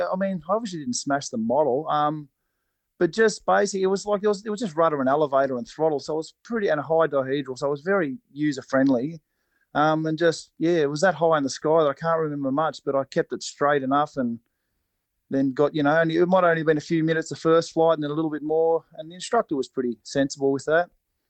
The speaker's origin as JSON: {"language": "English", "town": "Cobram", "region": "Victoria", "country": "Australia", "tie": "born or raised there", "said": "I grew up in Cobram, up on the Murray."}